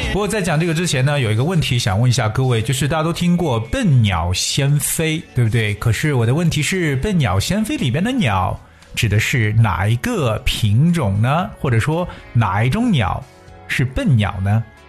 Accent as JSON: {"language": "Chinese", "country": "China", "said": "我们中国人"}